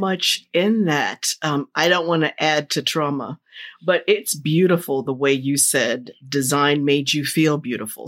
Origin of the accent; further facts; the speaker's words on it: New Jersey, United States; I grew up in Jersey